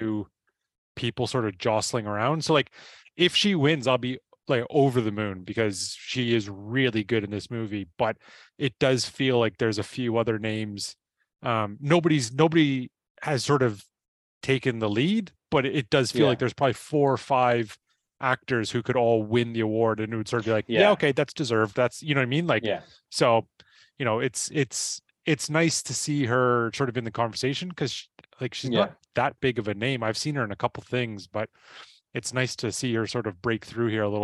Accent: Ireland; I'm Irish

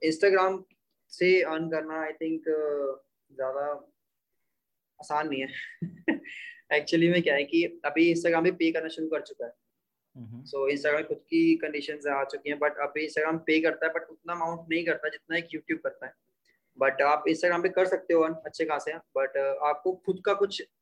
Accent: Bhojpur, India; अपना यहाँ पे एक मंडी वाला स्कूल होता था भोजपुर में

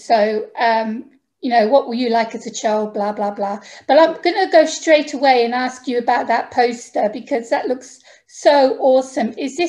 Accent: United Kingdom; now in Greece; As you can tell from my accent, I'm actually from the UK.

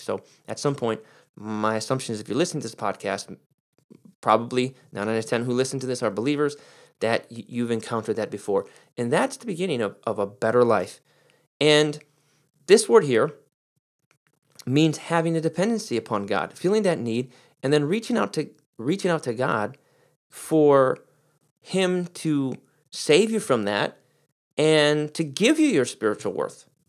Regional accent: Detroit, Michigan, United States; I'm a Pistons fan because I'm from Detroit

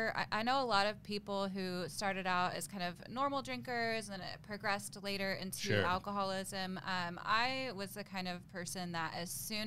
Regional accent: Tulsa, Oklahoma, United States; I was born in Tulsa, Oklahoma.

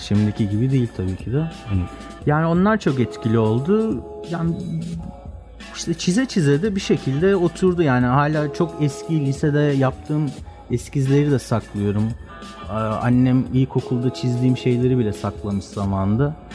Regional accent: Istanbul, Turkey; ben Göztepe Erenköy tarafında büyüdüm.

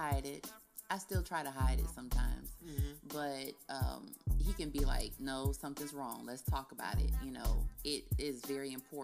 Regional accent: Cocoa, Florida, United States; I'm from Coco

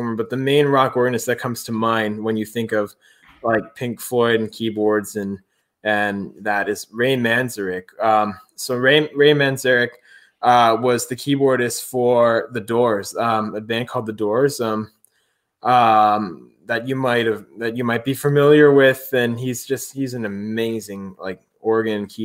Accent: Ontario, Canada; moved away as an adult; also born or lived in United States; now in Montreal, Canada; when I was here in Ontario, I would have organ lessons weekly

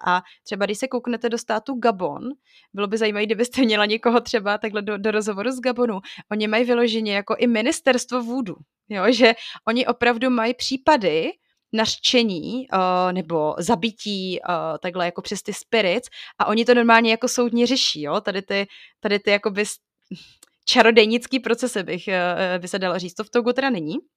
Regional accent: Bohemia, Czechia; jsem z Čech

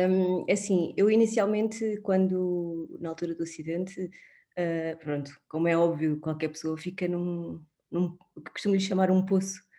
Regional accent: Sintra, Lisbon, Portugal; tenho 36 anos, um, sou, sou de Sintra

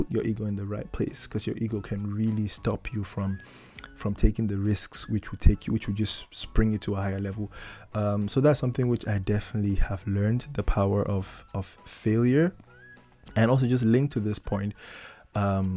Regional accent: Cameroon; moved away as an adult; now in Netherlands; I come from Africa, I come from Cameroon

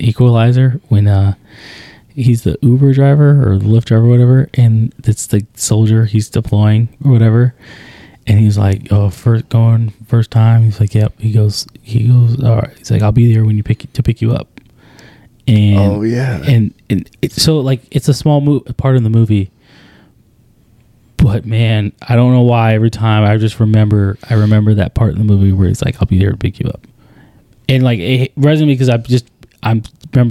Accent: Arizona, United States; I'm from Arizona

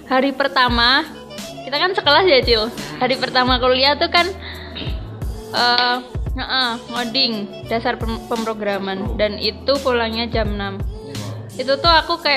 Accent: Tuban, East Java, Indonesia; asalku tuh dari Tuban Tuban Kota Wali Kota Sunan

